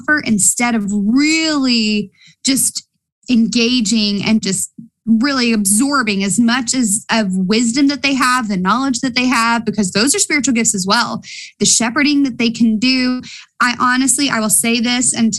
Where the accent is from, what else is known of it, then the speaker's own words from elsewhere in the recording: Appalachia, United States; accent: Appalachian; I'm speaking Appalachian on you